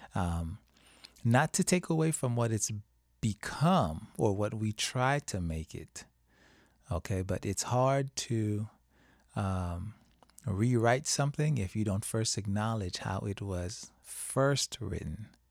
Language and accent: English; Haiti; now in United States; I didn't grow up celebrating Thanksgiving when I was in Haiti